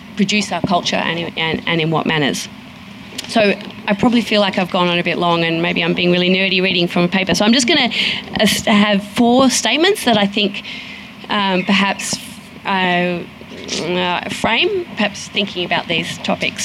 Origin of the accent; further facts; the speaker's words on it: Sydney, New South Wales, Australia; I come from Sydney